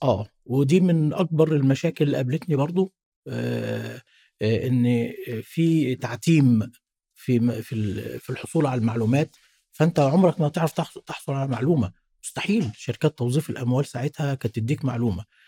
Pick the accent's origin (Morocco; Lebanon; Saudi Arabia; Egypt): Egypt; Cairo, Cairo Governorate; من صغري آه، والدي الله يرحمه كان وداني جنب البيت عندنا في شبرا